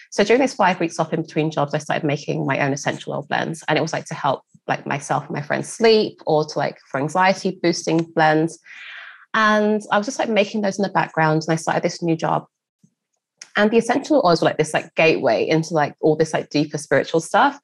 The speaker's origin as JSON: {"language": "English", "region": "London", "country": "United Kingdom", "tie": "born or raised there", "said": "a black girl growing up in East London"}